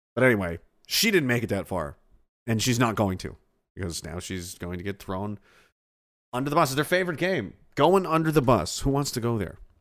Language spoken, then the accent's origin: English; Pictou, Nova Scotia, Canada; He mentions my hometown